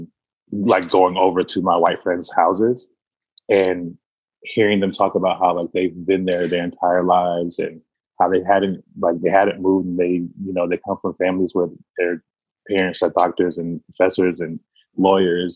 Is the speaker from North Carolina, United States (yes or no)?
yes; Wilmington, North Carolina, United States; I come from a small city in North Carolina called Wilmington, North Carolina. And I grew up there on the north side of that city